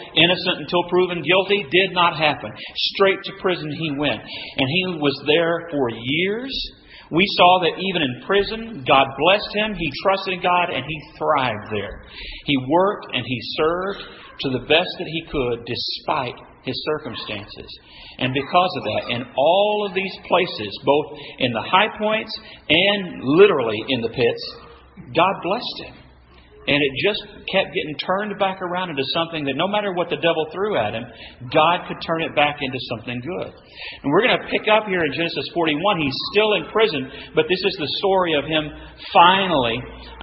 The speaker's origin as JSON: {"language": "English", "region": "West Texas", "country": "United States", "said": "where I'm from West Texas, Bramer"}